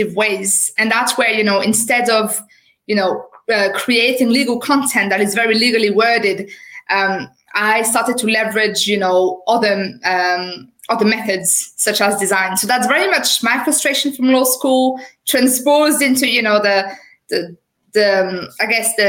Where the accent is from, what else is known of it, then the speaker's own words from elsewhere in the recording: France; accent: French; English is a second language; moved away as an adult; now in United Kingdom; I qualified as a lawyer in France. Obviously, you will have noticed with my accent. So I'm a French qualified lawyer